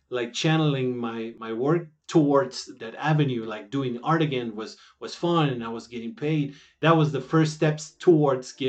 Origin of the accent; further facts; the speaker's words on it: Hermosillo, Sonora, Mexico; English is a second language; moved away as an adult; now in Mexico City, Mexico; I am from Hermosillo, Sonora, Mexico, and I live in Mexico City right now.